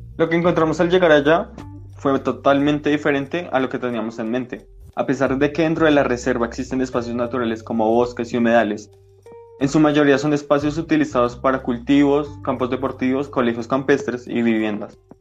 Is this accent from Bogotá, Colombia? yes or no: yes; Bogotá, Colombia; He vivido toda mi vida en la localidad de Suba